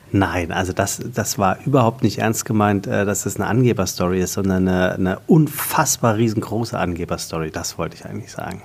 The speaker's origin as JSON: {"language": "German", "area": "Taunus", "region": "Hesse", "country": "Germany", "tie": "born or raised there", "said": "ich komme aus dem Taunus, äh, da gibt es äh, Berge"}